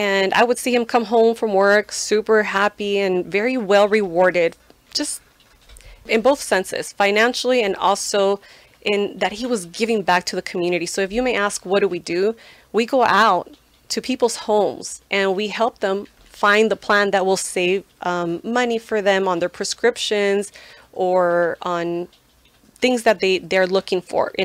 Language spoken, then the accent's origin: English; Guadalajara, Jalisco, Mexico; moved away; also born or lived in Santa Ana, California; I am a proud Mexican from the city of Guadalajara, state of Jalisco